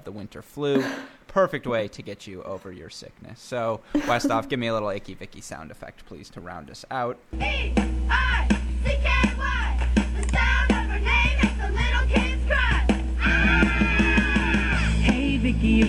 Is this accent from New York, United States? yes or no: no; Michigan, United States; I grew up in Michigan, whole life here